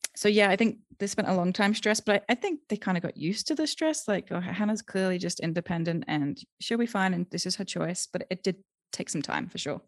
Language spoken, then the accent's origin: English; United Kingdom; moved away as an adult; also born or lived in Thailand / Germany / Austria; now in Guanajuato, Mexico; I'm originally from the U K. I have, um, dual citizenship with the U S, but I grew up in the U K.